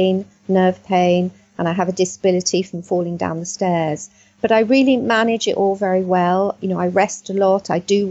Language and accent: English; Middlesex, London, United Kingdom; also born or lived in South Wales; I grew up in Middlesex